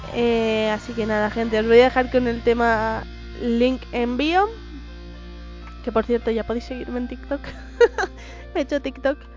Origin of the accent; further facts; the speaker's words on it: Madrid, Community of Madrid, Spain; yo soy más madrileña que la usa y el madroño